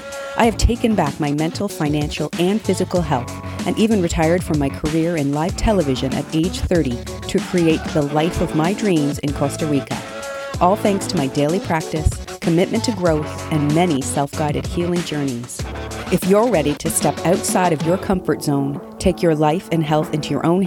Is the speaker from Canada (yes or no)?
yes; Canada; That's Celsius because I'm Canadian.